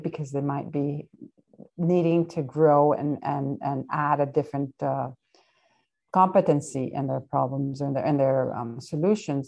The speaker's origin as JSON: {"language": "English", "country": "Venezuela", "moved": "yes", "said": "my home country in Venezuela"}